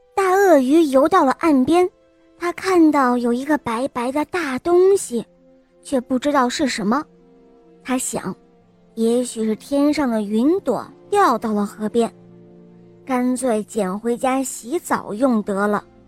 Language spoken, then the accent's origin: Chinese; Dalian, Liaoning, China; 我来自大连